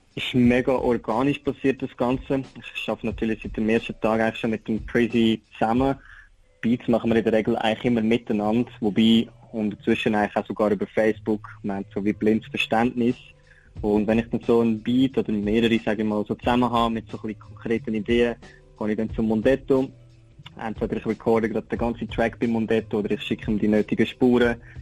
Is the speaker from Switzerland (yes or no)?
yes; Switzerland; also born or lived in Aargau; now in Lucerne, Switzerland; bin ich natürlich aber auch ein Schweizer Rapper. Ich rappe auf Mundart